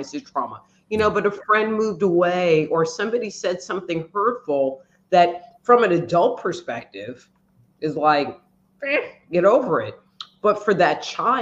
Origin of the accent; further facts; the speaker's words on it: New York, United States; now in Texas, United States; I'm from New York